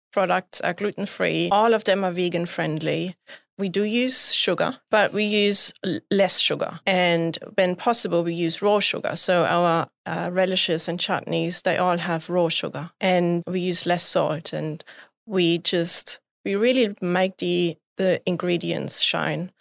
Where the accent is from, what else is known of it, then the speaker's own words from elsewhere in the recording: Bavaria, Germany; moved away; I grew up in Bavaria. which is really close to the mountains, to the Alps.